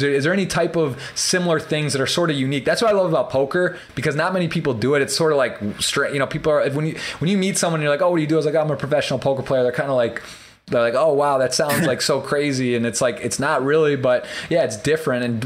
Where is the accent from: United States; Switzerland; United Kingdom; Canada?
United States; Michigan; I'm from Michigan